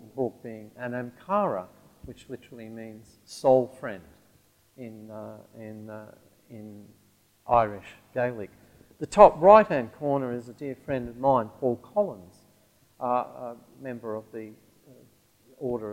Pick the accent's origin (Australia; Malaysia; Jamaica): Australia; Central Australia; the region I grew up in Central Australia